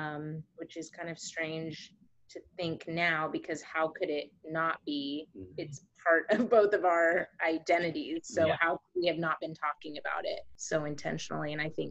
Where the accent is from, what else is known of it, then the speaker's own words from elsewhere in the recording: Houston, Texas, United States; moved away as an adult; also born or lived in Chicago area; now in Chicago, United States; We are living, we grew up in the Houston area, but now we are living in the Chicago area. And we moved out here a couple of years ago.